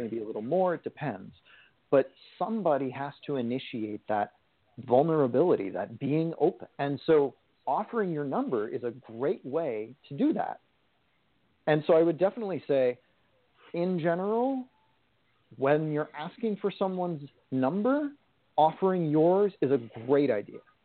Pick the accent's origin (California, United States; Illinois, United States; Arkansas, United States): California, United States; I am from California